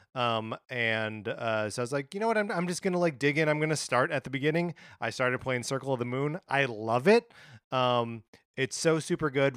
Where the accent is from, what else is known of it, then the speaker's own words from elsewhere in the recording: Wisconsin, United States; now in Los Angeles, United States; my hometown, uh, you know, in Wisconsin?